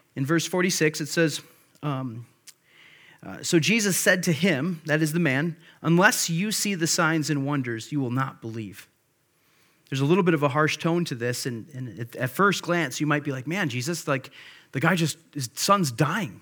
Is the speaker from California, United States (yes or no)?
no; Monroe, Wisconsin, United States; also born or lived in Grand Rapids, Michigan; I was born in Grand Rapids, Michigan. I grew up in Monroe, Wisconsin. So I consider Monroe my hometown.